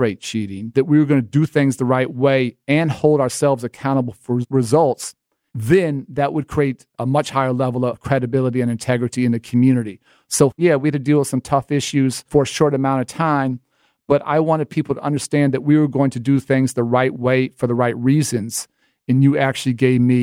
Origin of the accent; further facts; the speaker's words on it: Chicago, Illinois, United States; growing up in Chicago, growing up playing basketball all over the South and West Sides